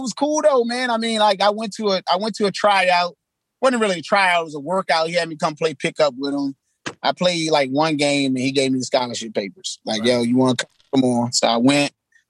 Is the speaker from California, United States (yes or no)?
no; Washington, District of Columbia, United States; We never had a stable place. So I lived all over. I've lived in every quadrant of the city. And I've lived in a whole bunch of different areas in each quadrant.